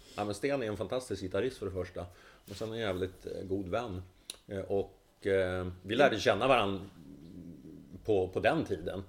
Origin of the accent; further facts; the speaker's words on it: Sundsvall, Västernorrland County, Sweden; now in Stockholm, Sweden; jag flydde från Sundsvall